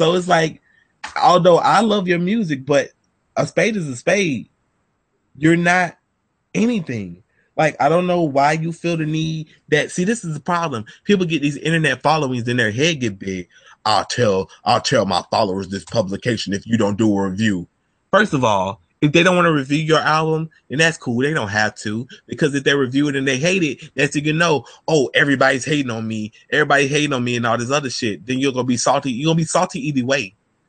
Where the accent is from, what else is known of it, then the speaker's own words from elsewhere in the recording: Philadelphia, Pennsylvania, United States; I'm from Philly. Will we bang them hammers?